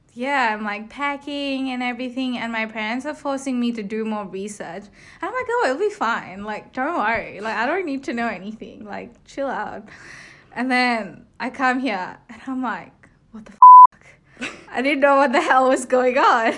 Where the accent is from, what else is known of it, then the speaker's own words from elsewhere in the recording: India; moved away as an adult; now in Melbourne, Australia; I'm from India. I moved to Australia about three years ago to study